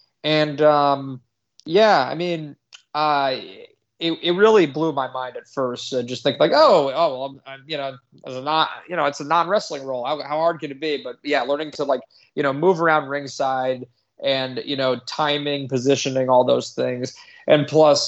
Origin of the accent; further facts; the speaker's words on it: Connecticut, United States; I'm from Connecticut. I'm a native.